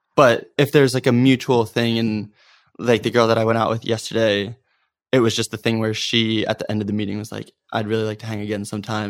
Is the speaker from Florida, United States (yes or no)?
no; Norristown, Pennsylvania, United States; I grew up in the Philadelphia area in the suburbs, a town called Norristown